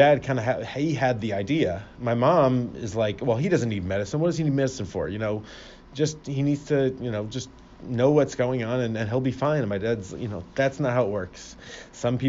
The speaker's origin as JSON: {"language": "English", "town": "Fort Lauderdale", "region": "Florida", "country": "United States", "moved": "yes", "lives_now": "Cleveland, United States", "said": "I'm originally from Fort Lauderdale, Florida"}